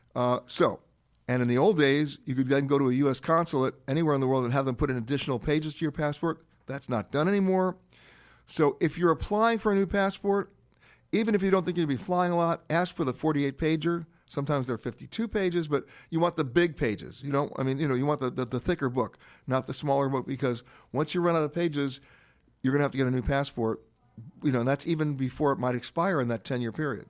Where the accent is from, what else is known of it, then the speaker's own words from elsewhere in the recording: New York, United States; I grew up in Manhattan, in Harlem